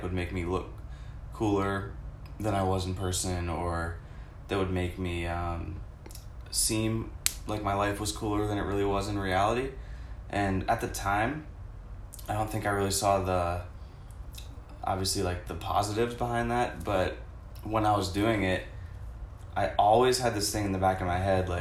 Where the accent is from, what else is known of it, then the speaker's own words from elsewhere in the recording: Pittsburgh, Pennsylvania, United States; also born or lived in California; now in Tampa, United States; I grew up in Pittsburgh. I was born in California, but it doesn't really count because I moved when I was like 2. Pretty much grew up in Pittsburgh, went to the same high school as Alex and Tom